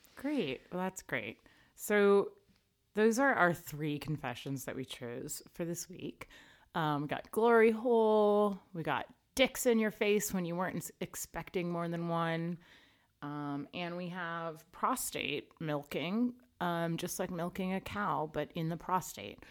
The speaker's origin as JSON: {"language": "English", "country": "Canada", "said": "I'm Canadian"}